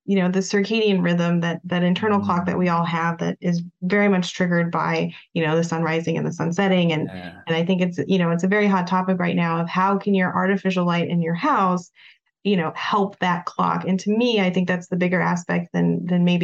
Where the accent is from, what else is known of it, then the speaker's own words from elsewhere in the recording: Prescott, Arizona, United States; now in Phoenix, United States; I'm from Phoenix originally, or from the area, I should say originally, it's actually Prescott, but you know, it's been 10 years since I've lived here